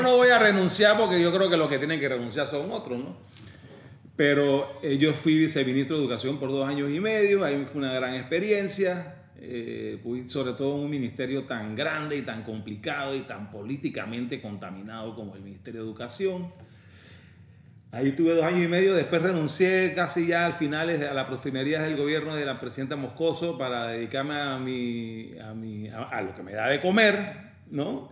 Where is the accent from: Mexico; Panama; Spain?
Panama; also born or lived in London, United Kingdom; soy panameño de nacimiento, mitad colonense, mi mamá de Colón